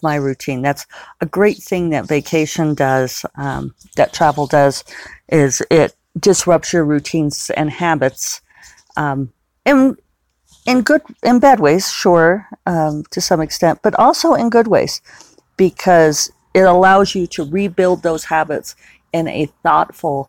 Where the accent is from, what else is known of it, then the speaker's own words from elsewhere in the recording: Denver, Colorado, United States; now in Santa Fe, United States; the house I grew up in Denver